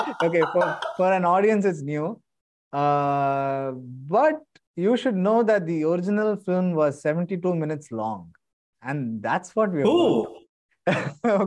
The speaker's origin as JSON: {"language": "English", "country": "India", "said": "I'm still an Indian."}